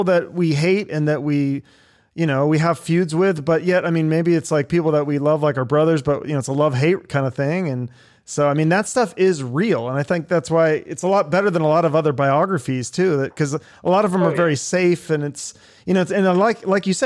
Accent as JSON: {"language": "English", "town": "Seattle", "region": "Washington", "country": "United States", "tie": "born or raised there", "said": "He's from my hometown"}